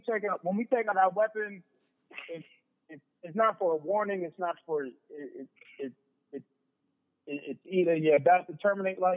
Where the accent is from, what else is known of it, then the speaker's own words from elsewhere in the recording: Long Island, New York, United States; growing up in Long Island, like, you know what I'm saying? Like those Suffolk County police were on us.